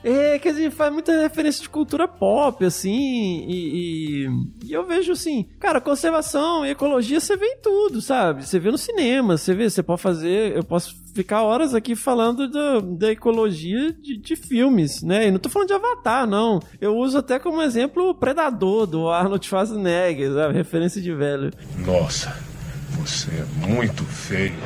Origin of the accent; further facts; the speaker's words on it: Carangola, Minas Gerais, Brazil; eu sou do interior de Minas, né? Uma cidade hoje já um pouco maior, mas eu cresci numa cidade de menos de 20 mil habitantes. Uma cidadezinha no interior de Minas chamada Carangola